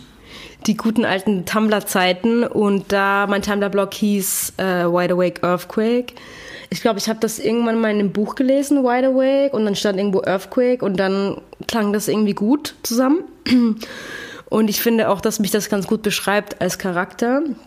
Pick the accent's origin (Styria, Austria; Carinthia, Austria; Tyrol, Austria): Styria, Austria; Graz; moved away as an adult; also born or lived in Vienna, Austria; now in Berlin, Germany; ich bin geboren in Graz und ah, dann bin ich nach Wien gezogen